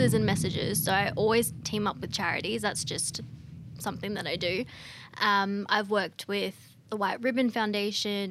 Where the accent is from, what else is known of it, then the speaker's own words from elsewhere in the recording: Australia; also born or lived in South Africa; I'm South African born but moved here when I was two. So I'm as Australian as they come